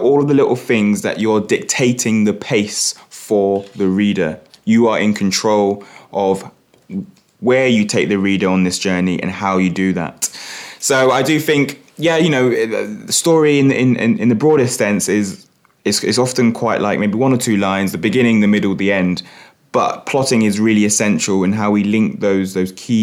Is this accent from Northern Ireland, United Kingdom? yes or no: no; London, United Kingdom; moved away as an adult; now in Norwich, United Kingdom; I grew up in Hackney and first in the family to go to university.